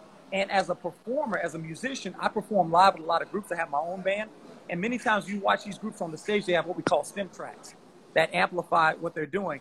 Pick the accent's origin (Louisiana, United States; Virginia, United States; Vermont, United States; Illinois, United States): Louisiana, United States; I'm from Louisiana